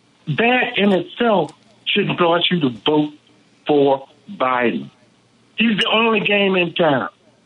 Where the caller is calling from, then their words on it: Decatur, Georgia, United States; I'm calling from Decatur, Georgia, man.